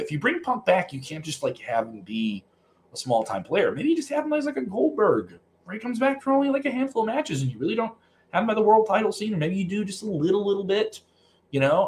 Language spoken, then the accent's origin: English; Chicago, Illinois, United States; I'm from Chicago